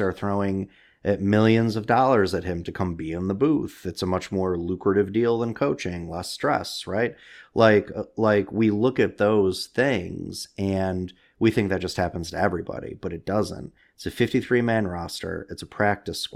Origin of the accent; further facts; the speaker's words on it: Utica, New York, United States; I grew up in the Utica area